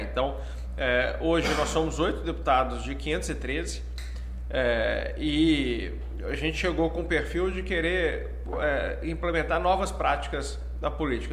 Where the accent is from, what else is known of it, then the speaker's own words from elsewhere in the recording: Belo Horizonte, Minas Gerais, Brazil; moved away as an adult; also born or lived in Curitiba / São Paulo; eu sou de BH, né? É, estudei lá até o fim do do ensino médio